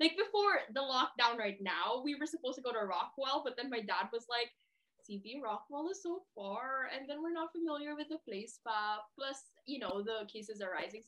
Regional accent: Philippines; I'm Filipino

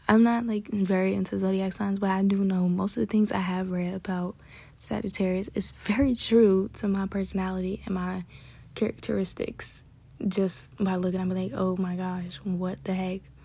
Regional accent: New York City, New York, United States; I'm from Bronx, New York, and we talk fast

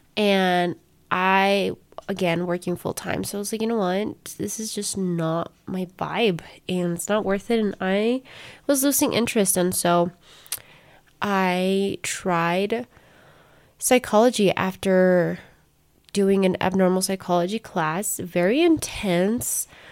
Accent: Colorado, United States; first language Spanish; English is a second language; I was born and raised in Colorado

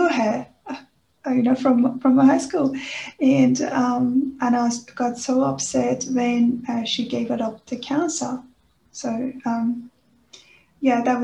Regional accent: Iran; moved away; I was born in Iran, and on the Iranian educational system, doing maths

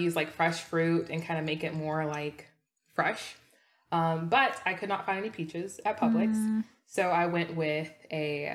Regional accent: United States; I was born here in the States

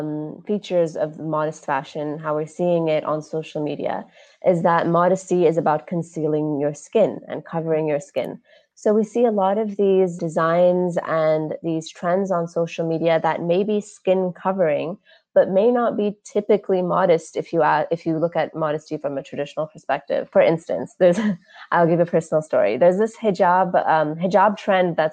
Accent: United States; now in Dubai, United Arab Emirates; I was raised in the States

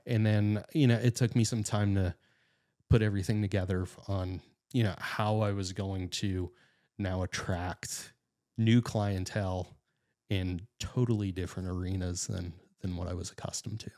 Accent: Titusville, Pennsylvania, United States; I'm northwestern Pennsylvania guy. I was born and raised in Titusville

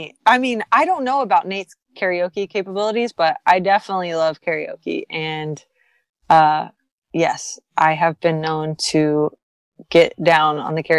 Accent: Texas, United States; born or raised there; moved away

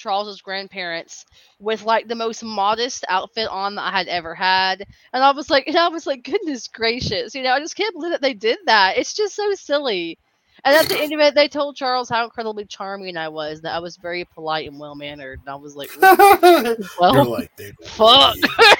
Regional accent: Nigeria; I'm just kidding. I'm Nigerian.

